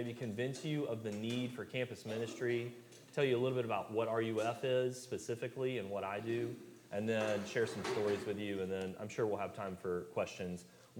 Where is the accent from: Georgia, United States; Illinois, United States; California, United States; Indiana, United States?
Georgia, United States; Thomasville; also born or lived in Starkville, Mississippi / Jackson, Mississippi; now in Tallahassee, United States; I'm from Thomasville, Georgia. Great place to visit in South Georgia. It's really blown up lately.